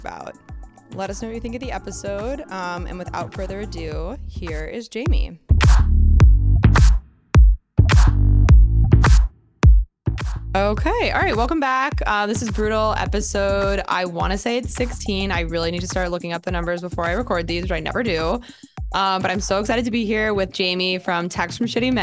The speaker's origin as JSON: {"language": "English", "region": "New Jersey", "country": "United States", "also_born_or_lived": "Austin, Texas", "moved": "as an adult", "lives_now": "New York, United States", "said": "I'm from Jersey"}